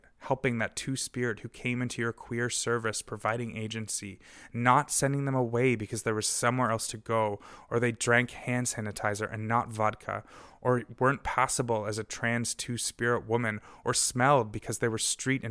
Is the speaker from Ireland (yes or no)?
no; Golden, British Columbia, Canada; my hometown of Golden, so-called BC